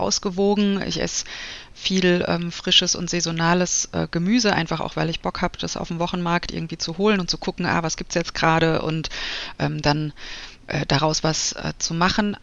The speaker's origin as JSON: {"language": "German", "town": "Frankfurt", "region": "Hesse", "country": "Germany", "also_born_or_lived": "Munich", "moved": "as an adult", "lives_now": "Wiesbaden, Germany", "said": "bin eigentlich ein Frankfurter Mädchen, habe dann eine Zeit lang in München gewohnt und bin jetzt seit, ich glaube, ja, zwölf Jahren in Wiesbaden"}